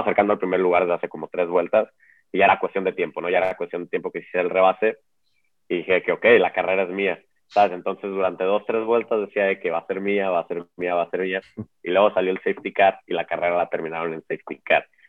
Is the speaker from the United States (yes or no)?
no; Mexico; como mexicano